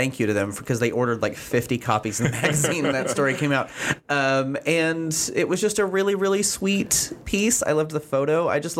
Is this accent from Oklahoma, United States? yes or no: yes; Weatherford, Oklahoma, United States; I'm from Weatherford